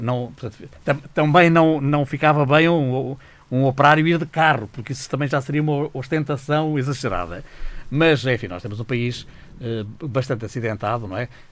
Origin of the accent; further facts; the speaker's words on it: Beira Interior, Portugal; moved away; voltar à minha memória, digamos, beirã, eh, aldeando, beira interior